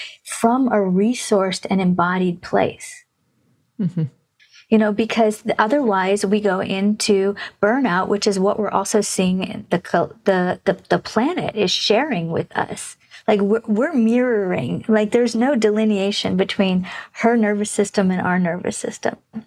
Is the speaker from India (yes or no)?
yes; India; I was born in India